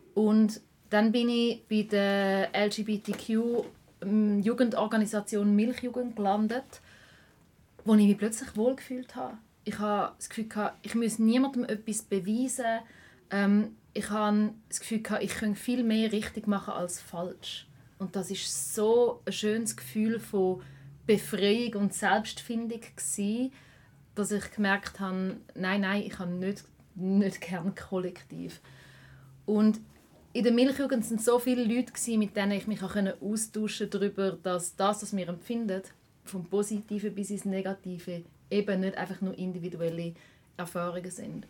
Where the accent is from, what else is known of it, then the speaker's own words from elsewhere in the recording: Schaffhausen, Switzerland; now in Zurich, Switzerland; in Zürich, wo ich wohne, aber auch in Schaffhausen, wo ich aufgewachsen bin